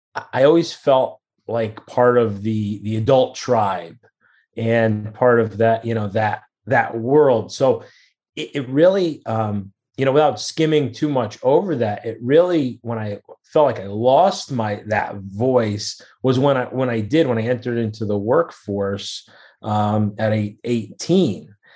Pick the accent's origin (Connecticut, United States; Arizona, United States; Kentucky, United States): Connecticut, United States; New Haven; Connecticut, in New Haven, born and raised in New Haven, Connecticut area.